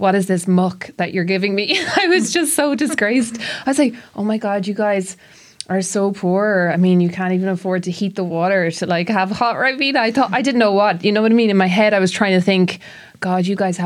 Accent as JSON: {"language": "English", "area": "Tipperary", "region": "Munster", "country": "Ireland", "tie": "born or raised there", "said": "when I was growing up in Tipperary"}